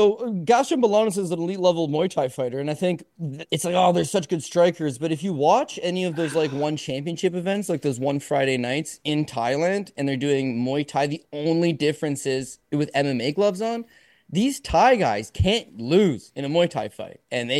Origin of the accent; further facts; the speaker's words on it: Canada; So, I'm a Canadian fight fan.